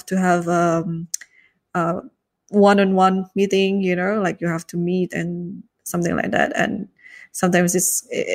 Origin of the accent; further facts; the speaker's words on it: Jakarta, Indonesia; also born or lived in United States; I'm a proud Indonesian, obviously. I was born and raised in Jakarta, the capital